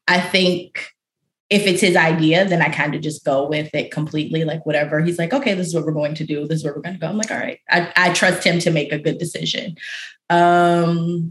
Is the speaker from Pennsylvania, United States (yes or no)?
yes; Aliquippa, Pennsylvania, United States; moved away as an adult; also born or lived in Harlem, New York; now in New York, United States; I grew up in Western Pennsylvania, so, you know, it's cold there, too.